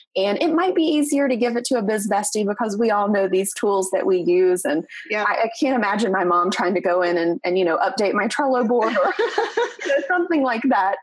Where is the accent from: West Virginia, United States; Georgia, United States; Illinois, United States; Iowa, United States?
West Virginia, United States; Southern; moved away as an adult; now in Northeast Tennessee, United States; I am a West Virginia raised girl, and I am super proud of my home state